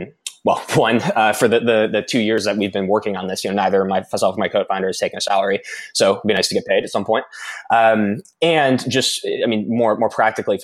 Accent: Bradenton, Florida, United States; moved away; I'm from Florida originally, a small town called Bradenton in Florida

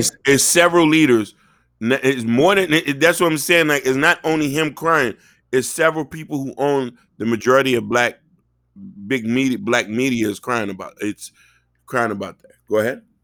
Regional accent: Miami, Florida, United States; growing up in Miami

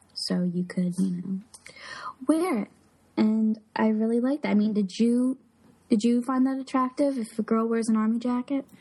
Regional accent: Philadelphia, Pennsylvania, United States; Philly, my hometown

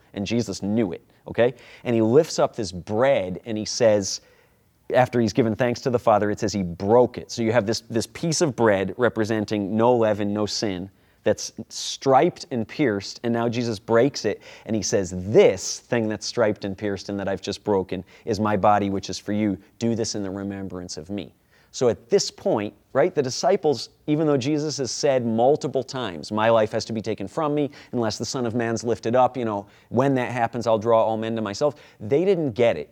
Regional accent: Rochester, New York, United States; accent: Rochester; my Rochester accent

